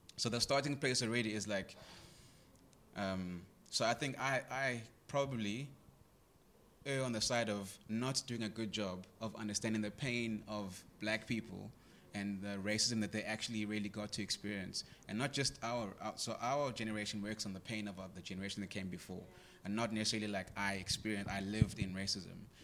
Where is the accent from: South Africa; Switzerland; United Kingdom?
South Africa; Greytown, KwaZulu-Natal; I grew up in Greytown.